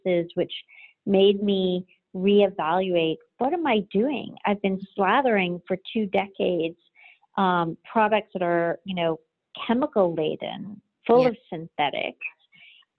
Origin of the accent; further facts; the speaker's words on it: Jamaica; my parents are Cuban and I was born in Jamaica. So I grew up in, you know, where ingredients were plucked from the garden